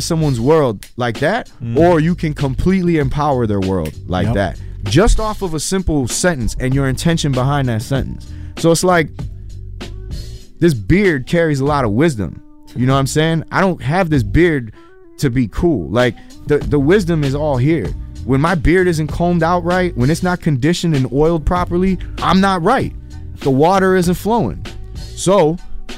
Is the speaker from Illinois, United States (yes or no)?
yes; Chicago, Illinois, United States; I'm a kid from Chicago Avenue. I grew up in a neighborhood that was tough